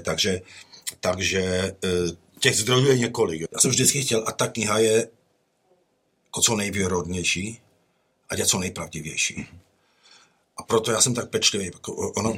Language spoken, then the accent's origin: Czech; Czechia; moved away as an adult; also born or lived in United States; když jsem odcházel v roce devadesát jedna, my jsme odjížděli do Spojených států